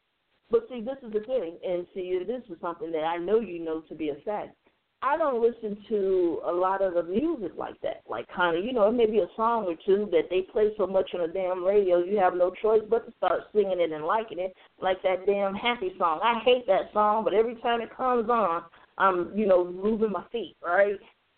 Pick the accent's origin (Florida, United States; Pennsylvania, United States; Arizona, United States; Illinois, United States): Illinois, United States; Chicago; You know, and I'm from Chicago just like you.